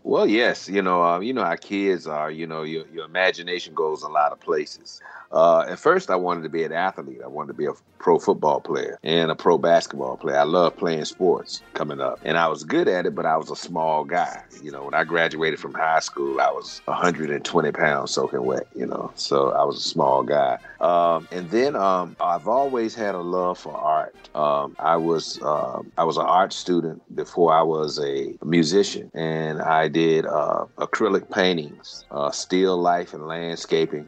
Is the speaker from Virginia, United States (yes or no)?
yes; Virginia, United States; moved away as an adult; now in Daytona Beach, United States; I grew up in Virginia, which is about 750 miles north of Daytona Beach